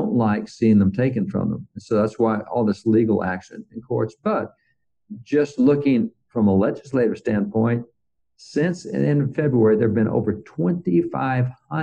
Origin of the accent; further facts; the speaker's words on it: Texas, United States; I'm from Texas.